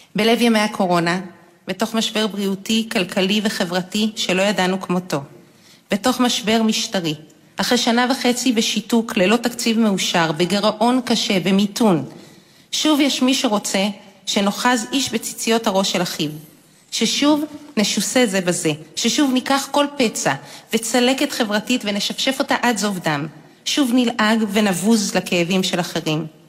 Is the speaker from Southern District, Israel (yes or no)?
no; Jerusalem, Jerusalem District, Israel; אני יהודייה, דתייה, ציונית דתית, לאומית, פמיניסטית, ירושלמית